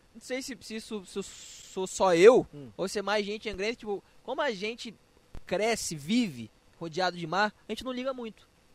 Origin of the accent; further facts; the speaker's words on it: Angra dos Reis, Rio de Janeiro, Brazil; Pô, não sou carioca, sou angrense